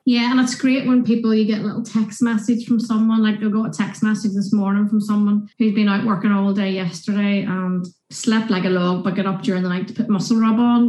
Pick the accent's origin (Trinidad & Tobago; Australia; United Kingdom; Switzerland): United Kingdom; Northern Irish, Northern Ireland; being Northern Irish